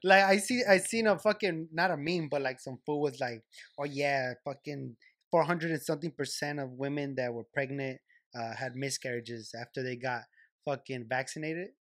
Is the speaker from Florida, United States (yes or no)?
no; Los Angeles, California, United States; I'm from Cali, and, and I'm from L